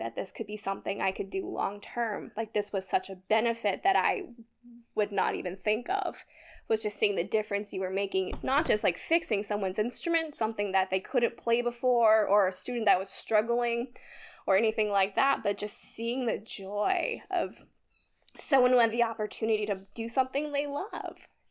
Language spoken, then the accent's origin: English; Sacramento, California, United States; moved away as an adult; I'm originally from California. Both Taylor and I, we are from California's, like, Sacramento area. Um, I did band and all that kind of stuff growing up